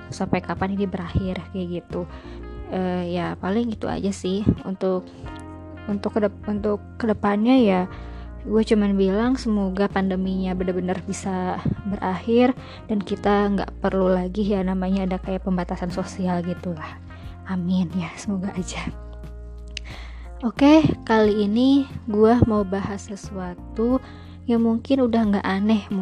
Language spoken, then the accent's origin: Indonesian; Bandung, West Java, Indonesia; jadi kan gue itu kuliah di Jogja kebetulan rumah gue kan di Bandung